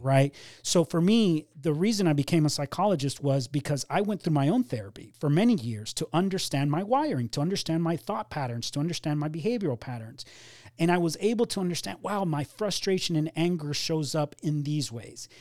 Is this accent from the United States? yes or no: yes; Miami, Florida, United States; also born or lived in Cuba; we ended up settling down in Miami, which is where I grew up.